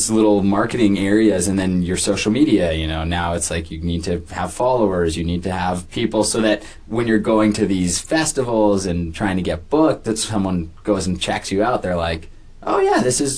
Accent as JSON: {"language": "English", "town": "Prince Albert", "region": "Saskatchewan", "country": "Canada", "tie": "born or raised there", "said": "I grew up in Prince Albert, and when I moved to Saskatoon"}